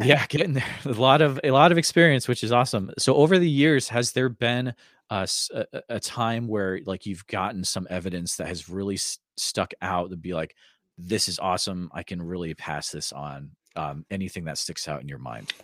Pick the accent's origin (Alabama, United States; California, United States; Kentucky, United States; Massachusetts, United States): Massachusetts, United States; Northfield; moved away; I grew up in Northfield